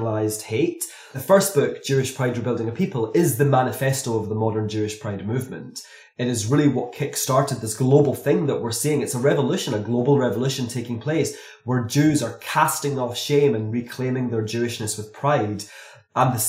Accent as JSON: {"language": "English", "town": "Glasgow", "region": "Scotland", "country": "United Kingdom", "tie": "born or raised there", "said": "growing up in Glasgow"}